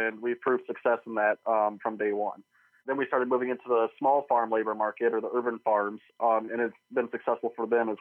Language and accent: English; Eastern Iowa, United States; I live in Eastern Iowa. I grew up here in Eastern Iowa